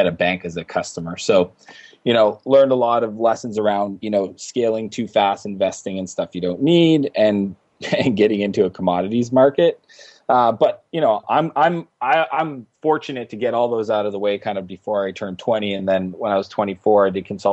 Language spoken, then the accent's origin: English; Eastern Canada, Canada; I grew up in Eastern Canada